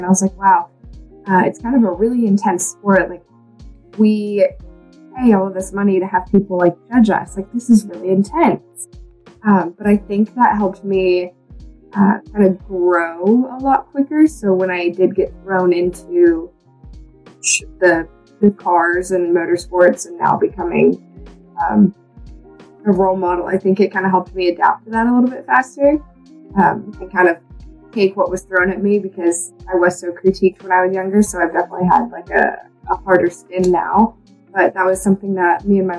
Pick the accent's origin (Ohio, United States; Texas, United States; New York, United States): Texas, United States; Texas Hill Country, United States; growing up in Texas